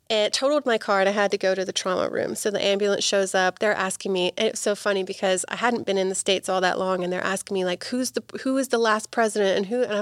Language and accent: English; Bristol, South West England, United Kingdom; born there; moved away as an adult; now in United States; my family's from England. I was born in Bristol, which is in the southwest, and uh, when I was 18, I, I, moved to the states by myself.